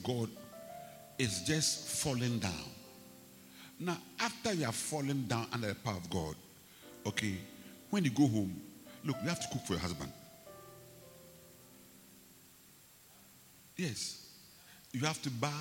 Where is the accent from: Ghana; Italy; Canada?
Ghana